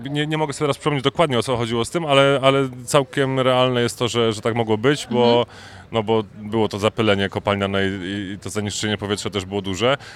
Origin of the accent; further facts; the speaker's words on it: Sosnowiec, Silesian Voivodeship, Poland; moved away as an adult; now in Dąbrowa Górnicza, Poland; urodziłem się w Sosnowcu. No, mieszkałem 20 parę lat w Sosnowcu.